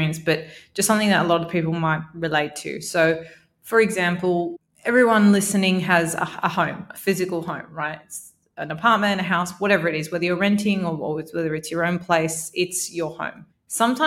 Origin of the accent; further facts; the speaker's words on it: Sydney, New South Wales, Australia; moved away as an adult; also born or lived in Melbourne, Australia; now in Dubai, United Arab Emirates; I was born in Melbourne, yeah. but I grew up in Sydney